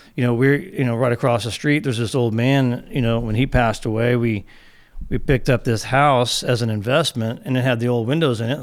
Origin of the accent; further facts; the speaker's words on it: San Antonio, Texas, United States; I grew up in San Antonio, Texas